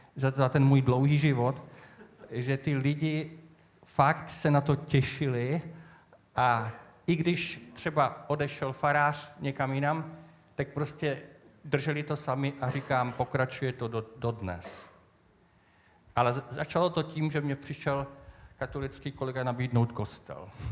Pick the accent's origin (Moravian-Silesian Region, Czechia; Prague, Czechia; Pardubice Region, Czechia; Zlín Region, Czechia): Zlín Region, Czechia; Moravian Wallachia; moved away; já pocházím z tradiční oblasti z Valašska